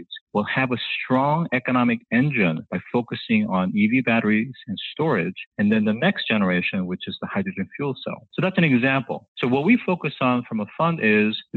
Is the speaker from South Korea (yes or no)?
yes; South Korea; moved away; I grew up in South Korea during the 1970s